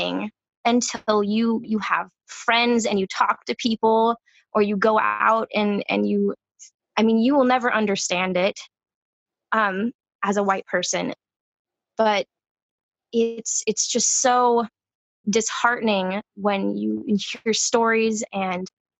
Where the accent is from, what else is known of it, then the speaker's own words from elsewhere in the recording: Washington, United States; I'm from Washington State. I'm just outside of Seattle